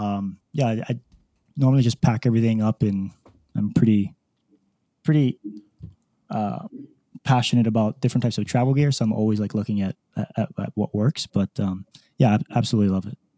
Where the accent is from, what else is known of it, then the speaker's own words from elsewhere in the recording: Hawaii, United States; moved away as an adult; born and raised in Hawaii